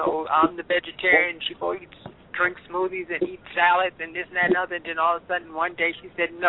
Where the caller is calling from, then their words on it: New York, United States; 215 number, but I'm calling from New York.